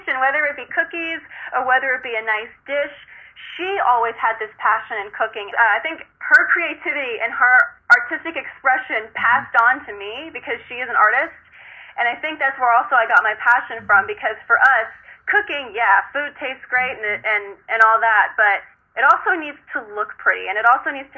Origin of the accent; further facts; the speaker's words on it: California, United States; moved away as an adult; now in New York, United States; I'm from California, so everything of my life is in California